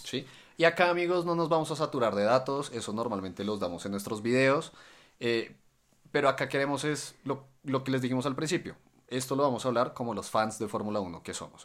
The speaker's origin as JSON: {"language": "Spanish", "country": "Colombia", "said": "yo somos de Colombia"}